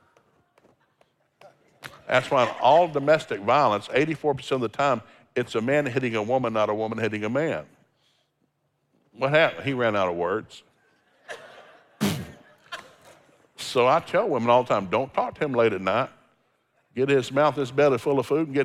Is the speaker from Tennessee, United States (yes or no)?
yes; Tennessee, United States; I grew up in Tennessee, there's no seafood in Tennessee